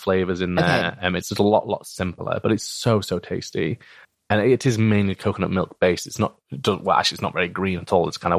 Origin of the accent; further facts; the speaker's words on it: Bradford, Yorkshire and the Humber, United Kingdom; because I grew up in Bradford, and I don't really have a strong Yorkshire or Bradford accent for a couple of reasons